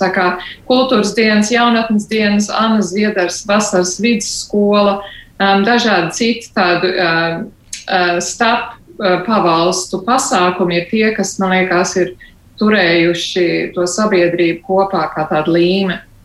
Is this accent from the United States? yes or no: no; Australia; moved away as an adult; now in Latvia; Austrālija. Mm, tā ir mana dzimtene. Tā ir vieta, kur es uzaugu